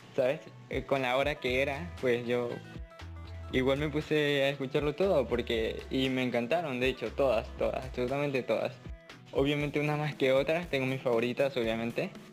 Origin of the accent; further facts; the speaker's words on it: Ecuador; soy de Ecuador, tengo 18 años